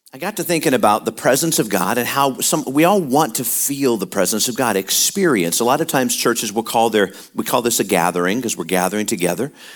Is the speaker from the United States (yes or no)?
yes; Midwest, United States; moved away; we were born and raised in the Midwest and a lot of cold, a lot of wind chill